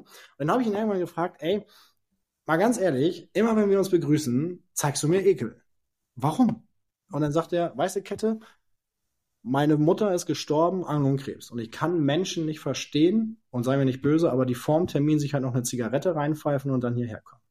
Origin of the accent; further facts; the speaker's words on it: Lower Saxony, Germany; ich bin in einer kleinen Stadt groß geworden in äh, Niedersachsen äh, oder aufgewachsen, groß geworden in Norddeutschland